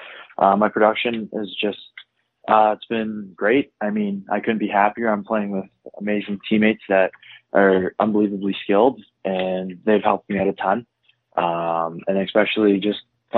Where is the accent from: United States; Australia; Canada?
Canada; Toronto, Ontario; I grew up in Toronto, Ontario, specifically the North York area